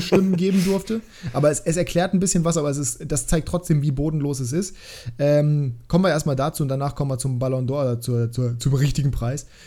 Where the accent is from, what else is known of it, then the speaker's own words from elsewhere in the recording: Hanover, Lower Saxony, Germany; ich auch, äh, sowieso als, äh, als Hannoveraner